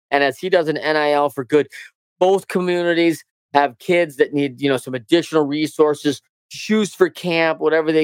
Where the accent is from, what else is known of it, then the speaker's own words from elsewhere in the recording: Battle Creek, Michigan, United States; I'm from Battle Creek, Michigan.